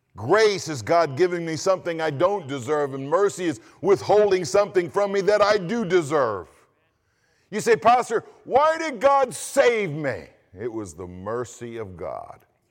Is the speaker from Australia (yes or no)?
no; United States; I'm an American